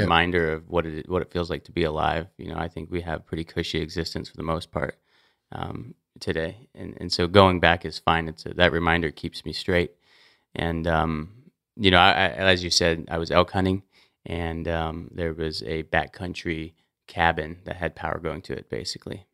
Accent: Montana, United States; as an outdoorsman growing up in Montana since I was a kid

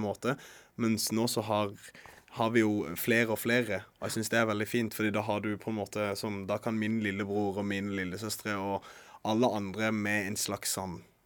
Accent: Norway; det å være her der jeg vokste opp

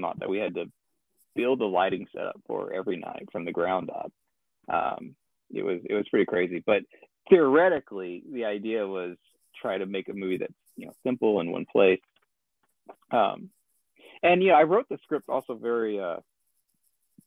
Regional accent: Arkansas, United States; I live in Arkansas right now. So, that was kind of, I thought, if nothing else, like, I'm going to shoot it here in my hometown

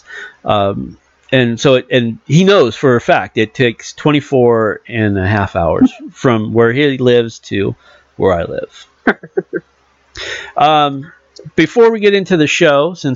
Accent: California, United States; moved away; also born or lived in Arkansas; I'm from California

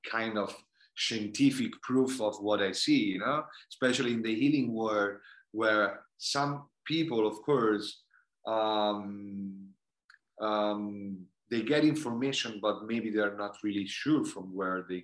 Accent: India; English is a second language; I personally, I grew up in going in India, and I saw how the karma work and how the energy of the universe canalized sometime.

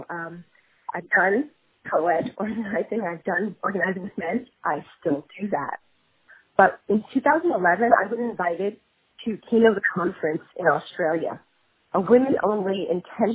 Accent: New York, United States; I grew up in New York

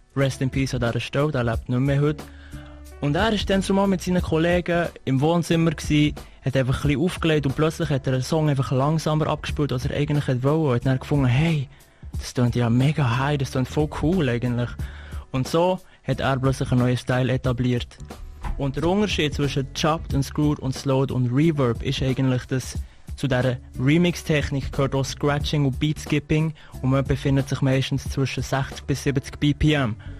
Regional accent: Switzerland; wir als Schweizer

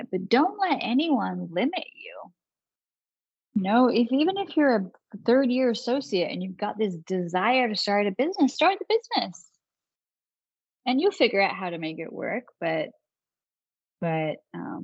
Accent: Manchester, North West England, United Kingdom; moved away as an adult; now in United States; I was born and raised in Manchester, England. I didn't actually move to this country until I went to law school. So when I was 22

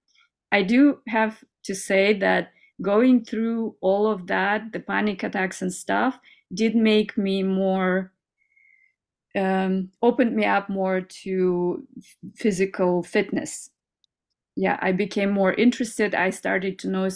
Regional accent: Kazakhstan; also born or lived in United States; now in Germany; I came from a little village in Kazakhstan where I grew up in Soviet times, communism and everything

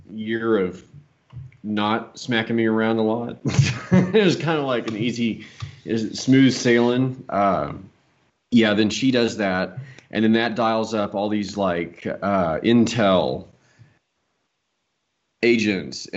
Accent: Dallas, Texas, United States; the family that I grew up with in Dallas

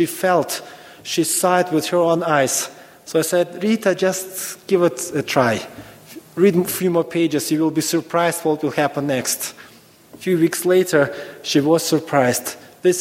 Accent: Ukraine; moved away as an adult; I was born in Ukraine, old Soviet Union. So actually, when I was in school, I was taught Americans are evil

